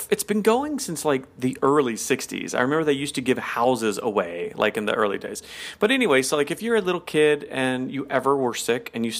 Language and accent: English; the South, United States; I'm from the South where we take our time.